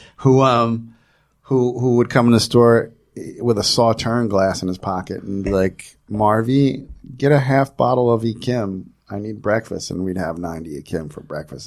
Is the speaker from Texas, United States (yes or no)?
no; New Jersey, United States; I grew up in New Jersey.